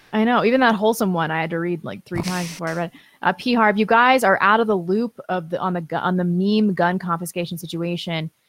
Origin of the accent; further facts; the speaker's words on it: St. Louis, Missouri, United States; I'm from Saint Louis